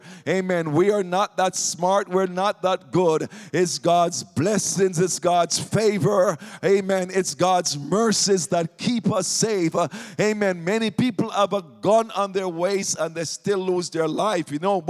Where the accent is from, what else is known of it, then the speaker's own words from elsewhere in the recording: Jamaica; moved away; When I came here from Jamaica in the 1980s.